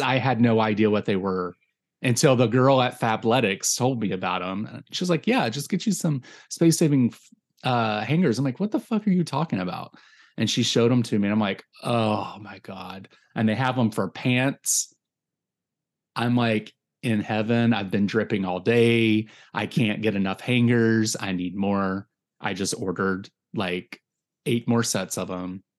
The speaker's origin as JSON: {"language": "English", "region": "Virginia", "country": "United States", "tie": "born or raised there", "moved": "yes", "said": "even though I'm fucking from there"}